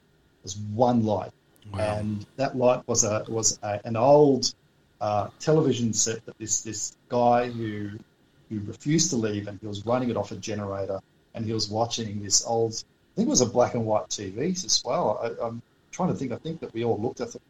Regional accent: Australia; we're from Australia

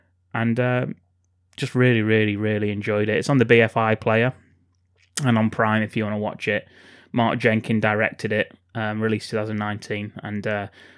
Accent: England, United Kingdom; Well, that's because we're English, Ken.

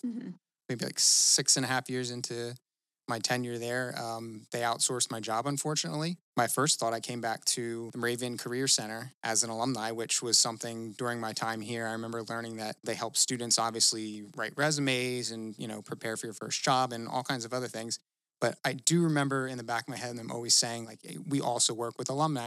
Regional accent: Easton, Pennsylvania, United States; I'm from Easton, Pennsylvania

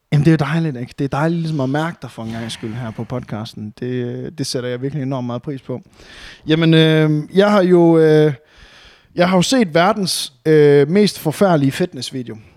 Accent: Varde, Southern Denmark, Denmark; now in Aarhus, Denmark; hjemme i Varde, hvor jeg var fra

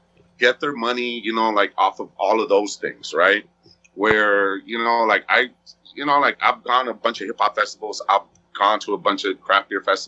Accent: West Coast, United States; even though I was from the West Coast, obviously, you know, like, I still like shit from the West Coast, right?

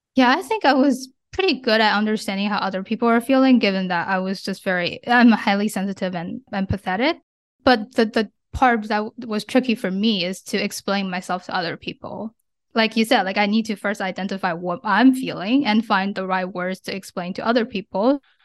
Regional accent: China; moved away as an adult; now in United States; I grew up in China and I moved to the States when I was 17 for college, and I've since lived and worked here

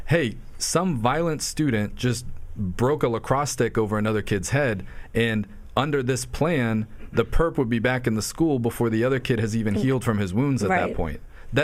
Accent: Virginia, United States; now in Farmingdale, United States; I grew up in Virginia rooting for the Redskins

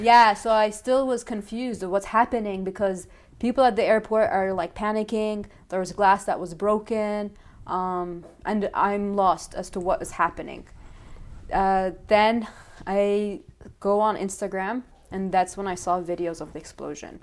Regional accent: Ontario, Canada; moved away as an adult; also born or lived in Sudan; now in Lebanon; I'm from Ontario, but I was born in Sudan.

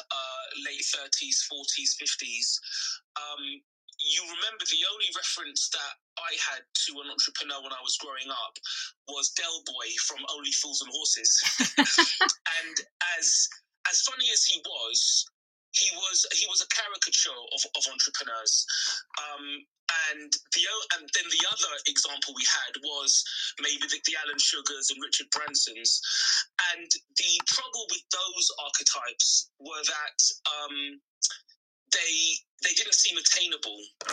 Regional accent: London, United Kingdom; I was born and raised in Brent, which is Northwest London

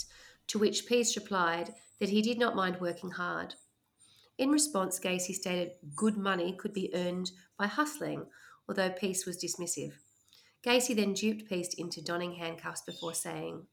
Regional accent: Australia; accent: Aussie Bogan; I couldn't sound like I'm more Aussie Bogan if I tried

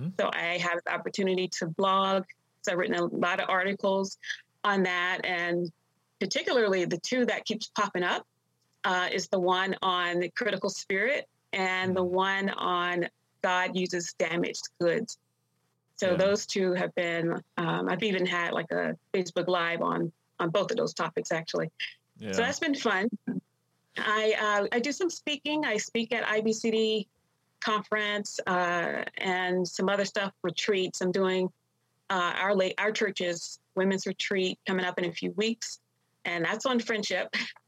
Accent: Washington, District of Columbia, United States; born there; also born or lived in Long Island, New York; I grew up, I was born in Washington, D.C. My parents, they had two girls at the time, and I came along. They were living in D.C. And then a few years after that, they moved to New York, to Long Island, New York

